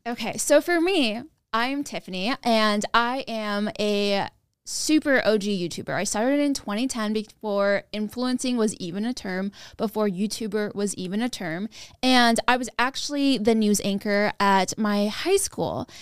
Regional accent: Sacramento, California, United States; I grew up in Broderick, California, which is a suburb, which is a small neighborhood in Sacramento

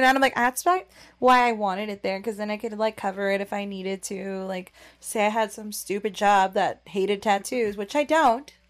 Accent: Orange County, California, United States; I'm from Orange County, California

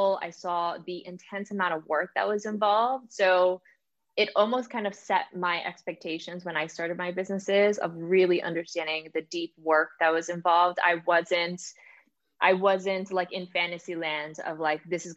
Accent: New York City, New York, United States; moved away; also born or lived in New Jersey; when I was a kid, I actually grew up in the Bronx in New York.

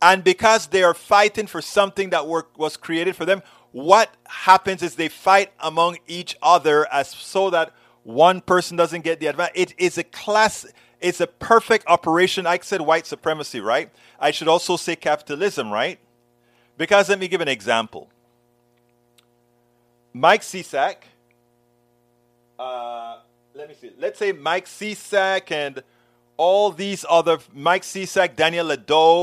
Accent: Panama; now in United States; I think about how we address people in Panama.

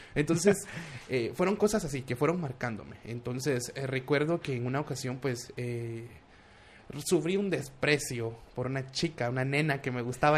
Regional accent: Guatemala City, Guatemala Department, Guatemala; also born or lived in United States; de Guatemala

